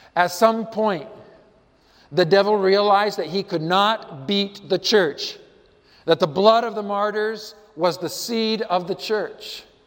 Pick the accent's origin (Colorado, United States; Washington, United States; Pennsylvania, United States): Colorado, United States; I'm from Colorado